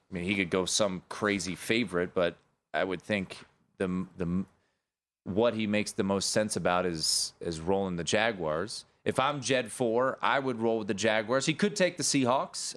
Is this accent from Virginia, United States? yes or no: no; Washington, District of Columbia, United States; my hometown there